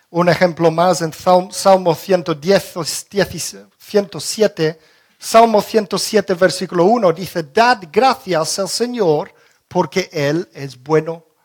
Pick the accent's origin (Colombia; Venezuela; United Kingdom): United Kingdom; England; now in Spain; Yo recuerdo de pequeño en Inglaterra celebrábamos el Harvest Festival